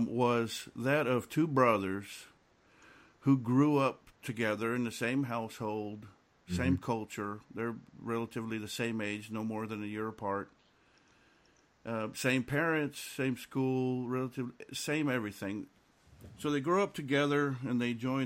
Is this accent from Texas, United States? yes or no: yes; South Texas border, United States; I come from South Texas border